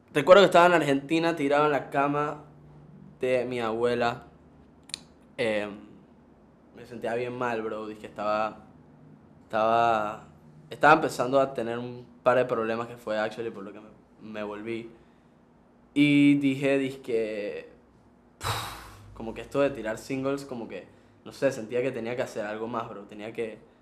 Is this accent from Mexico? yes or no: no; Panama; Yo nací aquí. Mi papá es argentino, mi mamá es panameña